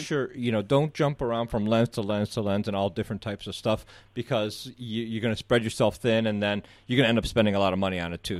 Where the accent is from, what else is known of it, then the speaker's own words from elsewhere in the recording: Southeast Michigan, United States; moved away as an adult; also born or lived in Egypt; now in Chicago, United States; I was born in Egypt, raised in Southeast Michigan, moved here about ten years ago